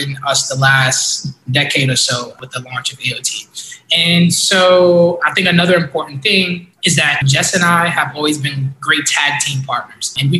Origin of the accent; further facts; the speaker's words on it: New York City, New York, United States; We were both born and raised in East New York, Brooklyn